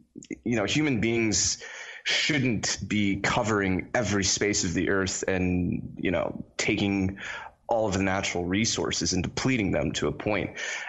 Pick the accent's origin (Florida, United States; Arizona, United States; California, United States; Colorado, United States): Florida, United States; accent: American; also born or lived in Trinidad; I was born in a country called Trinidad. Okay. This is in the Caribbean, and I was raised in Florida, which is why, you know, I sound American.